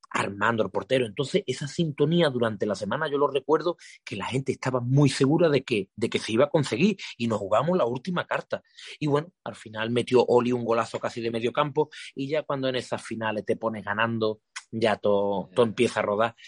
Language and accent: Spanish; Guadiaro, Andalusia, Spain; el campo del Guadiaro, de donde es mi pueblo